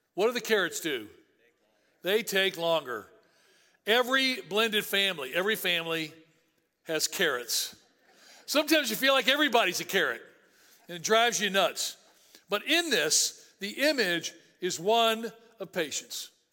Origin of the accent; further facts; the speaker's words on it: Tennessee, United States; I grew up in Tennessee.